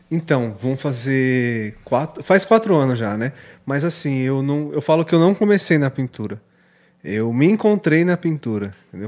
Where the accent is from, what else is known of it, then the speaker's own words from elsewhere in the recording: Suzano, São Paulo, Brazil; also born or lived in Ferraz de Vasconcelos; Eu sou nascido em Suzano.